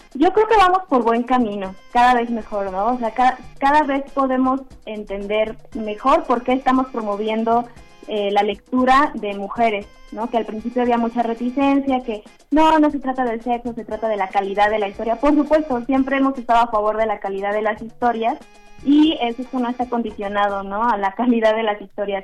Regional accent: Mexico; Somos 13 mujeres mexicanas

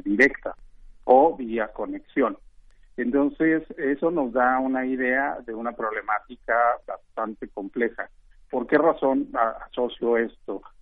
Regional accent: Guanajuato, Mexico; yo soy oriundo del Estado de Guanajuato

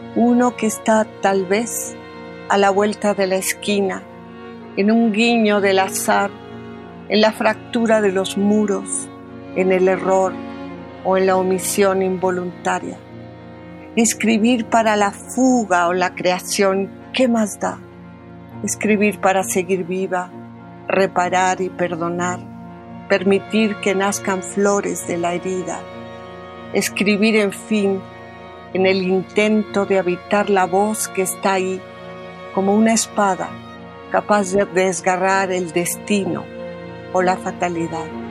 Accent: Mexico City, Mexico; nací en México, en la vieja colonia Roma

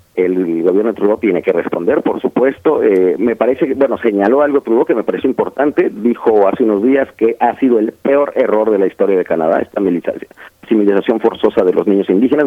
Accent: Oaxaca, Mexico; yo soy de Oaxaca

